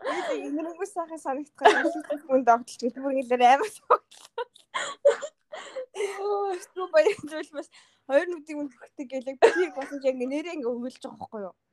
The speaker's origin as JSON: {"language": "Mongolian", "country": "Mongolia", "tie": "born or raised there", "moved": "yes", "lives_now": "United States", "said": "Уг нь бол шууд хар орноос би Америк руу яваагүй штеп."}